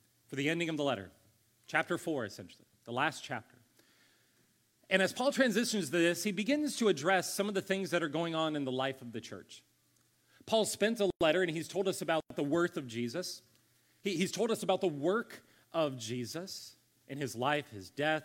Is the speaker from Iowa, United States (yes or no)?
no; Ohio, United States; also born or lived in California; now in Columbia, United States; I grew up in Ohio